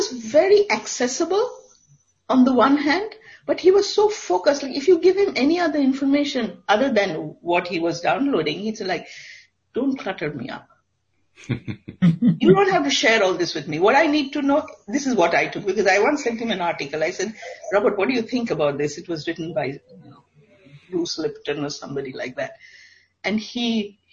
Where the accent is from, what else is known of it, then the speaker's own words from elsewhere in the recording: India; I come from India.